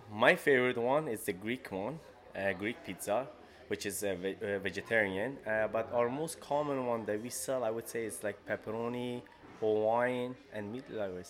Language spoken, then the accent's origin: English; Afghanistan; also born or lived in Toronto; now in Peterborough, Canada; Since October 8, 2002, that's when we came straight from Afghanistan into Toronto, then Peterborough.